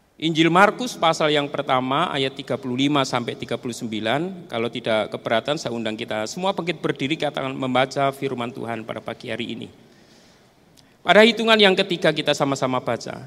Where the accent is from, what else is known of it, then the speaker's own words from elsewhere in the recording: Salatiga, Central Java, Indonesia; also born or lived in Pulutan / Bawen; saya dibesarkan di tengah-tengah, eh, kehidupan di asrama, di Pondok Diakonia yang sekarang ada di Bawen